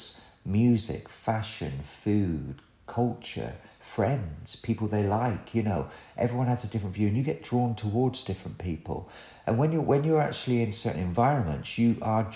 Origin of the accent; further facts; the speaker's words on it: Somerset, South West England, United Kingdom; accent: West Country twang; moved away as an adult; also born or lived in Birmingham; because I'm from Somerset, which you can probably hear in my voice